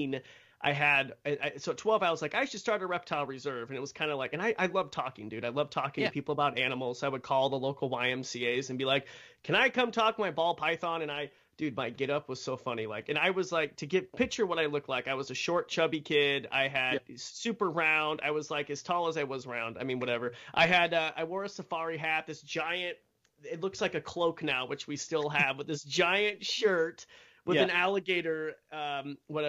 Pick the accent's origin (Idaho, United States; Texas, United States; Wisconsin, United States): Idaho, United States; I grew up in Roby Creek, Idaho, which is just in the middle of nowhere.